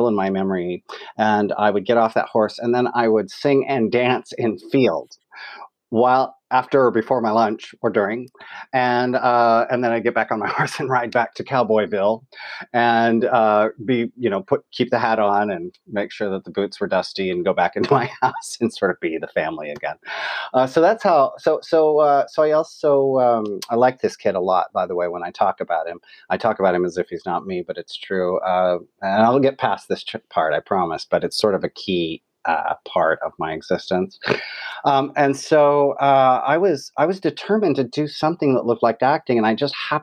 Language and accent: English; West Jordan, Utah, United States; I grew up in West Jordan, Utah